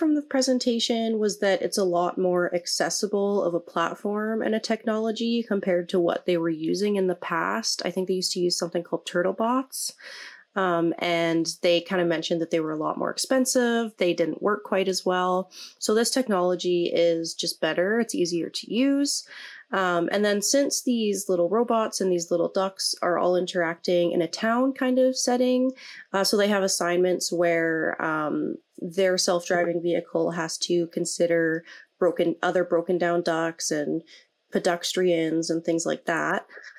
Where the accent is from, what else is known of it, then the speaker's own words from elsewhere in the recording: Medicine Hat, Alberta, Canada; moved away as an adult; now in Edmonton, Canada; I'm from Medicine Hat, but I've been living in Edmonton for like 5 years now.